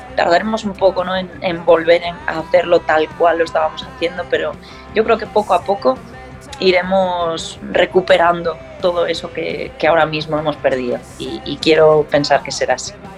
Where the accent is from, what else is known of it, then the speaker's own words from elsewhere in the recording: Galicia, Spain; como buena gallega que soy